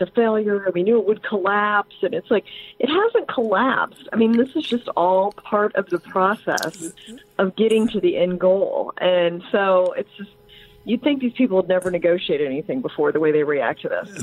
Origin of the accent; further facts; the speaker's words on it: Indiana, United States; I, I grew up in Indiana